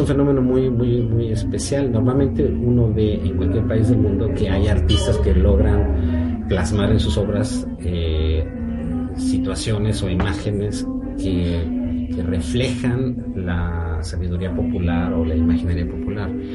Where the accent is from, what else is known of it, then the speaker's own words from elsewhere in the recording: Mexico City, Mexico; moved away as an adult; also born or lived in United States / Russia; now in Austria; Soy mexicano de la Ciudad de México